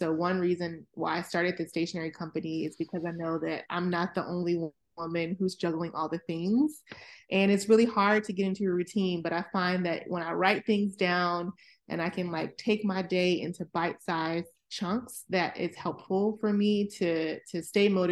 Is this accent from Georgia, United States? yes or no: yes; Atlanta, Georgia, United States; moved away as an adult; now in Maryland, United States; I'm originally from Atlanta, Georgia, and I currently reside in the Maryland, greater Washington, DC area, where I've been for about 17 years